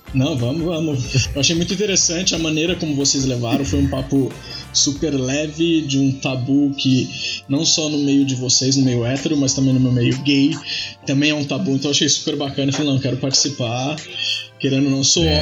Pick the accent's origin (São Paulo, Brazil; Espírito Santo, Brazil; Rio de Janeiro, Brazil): São Paulo, Brazil; Taubaté; moved away as an adult; now in São Paulo, Brazil; eu sou do interior, sou de Taubaté